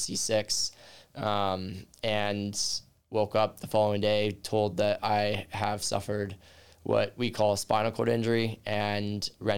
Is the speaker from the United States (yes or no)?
yes; Southern California, United States; moved away; Born and raised in Southern California and grew up a baseball player my entire life